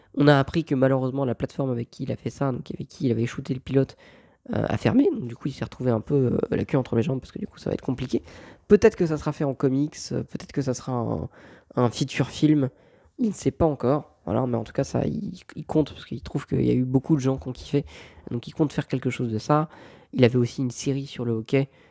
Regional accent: France; je viens de France

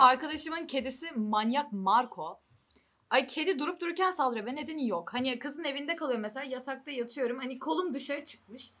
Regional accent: İzmir, Turkey; now in Germany

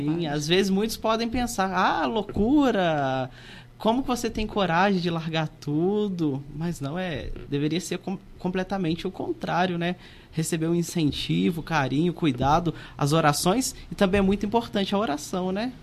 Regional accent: Ewbank da Câmara, Minas Gerais, Brazil; moved away as an adult; now in Santos Dumont, Brazil; mas sou lá da cidade de Eubank da Câmara, onde sempre morei, né? Morei sempre em Eubank da Câmara

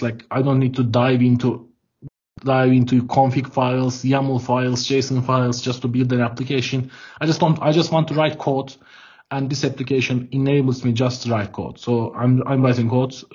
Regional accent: Ankara, Turkey; I'm from Ankara, Turkey. I'm dialing in Ankara now

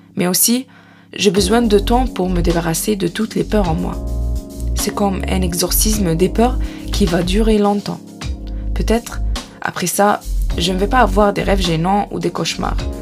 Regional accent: Egypt; moved away as an adult; now in France; Chez mes parents en Égypte

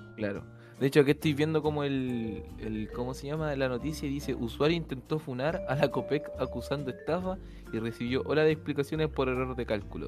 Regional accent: Chile; yo soy chileno. Yo soy chileno

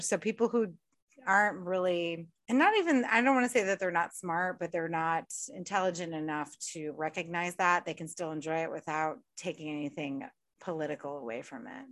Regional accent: United States; I'm American

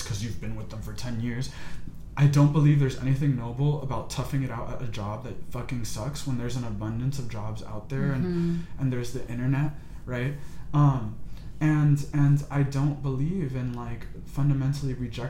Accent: United States; I was born in America

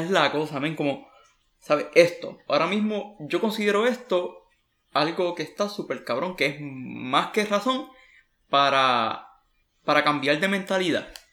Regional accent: Puerto Rico; moved away; soy un puertorriqueño que está fuera de la isla

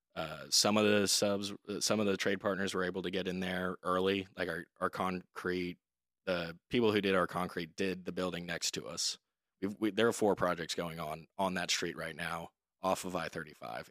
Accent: Dallas, Texas, United States; moved away as an adult; also born or lived in Oxford, Mississippi; now in Austin, United States; I'm originally from Dallas, Texas, uh, born and raised

